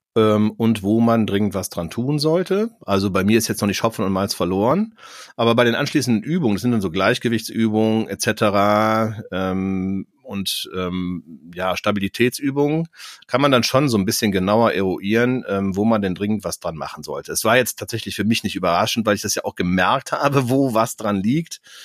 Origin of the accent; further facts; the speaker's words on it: Cologne, North Rhine-Westphalia, Germany; für mich als Kölner